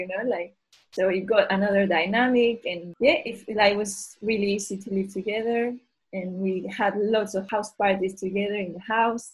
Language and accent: English; Galicia, Spain; moved away as an adult; also born or lived in Rome / Seville / Brighton; I left my hometown in Galicia, I went to study university in South Galicia, then I moved to Rome, then I moved to Seville, and then I moved